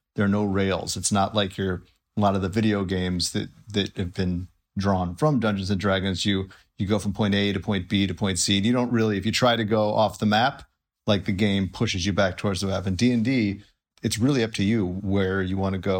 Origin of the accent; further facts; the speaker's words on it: Highland Park, Illinois, United States; moved away; I grew up in, uh, most of my childhood in, uh, Highland Park, Illinois